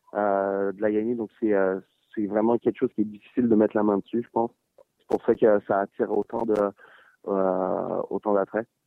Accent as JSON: {"language": "French", "country": "France", "tie": "born or raised there", "moved": "yes", "said": "quand j'ai grandi en France"}